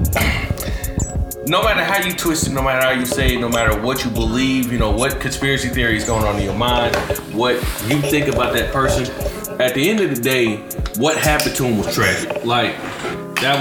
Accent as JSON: {"language": "English", "region": "the South", "country": "United States", "said": "I'm from the South"}